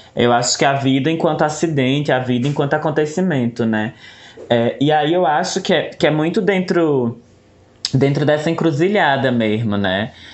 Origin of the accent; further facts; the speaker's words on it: Cariri region, Ceará, Brazil; sou daqui da região do Cariri